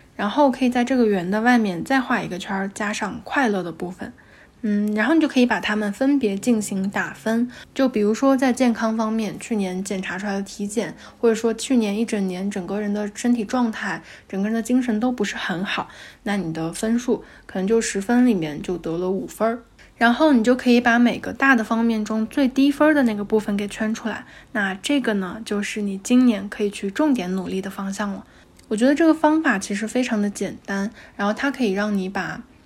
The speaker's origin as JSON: {"language": "Chinese", "country": "China", "tie": "born or raised there", "also_born_or_lived": "Xiamen", "moved": "as an adult", "said": "我们家呢，其实就是中国非常普通的四五线省会城市的很普通的家庭"}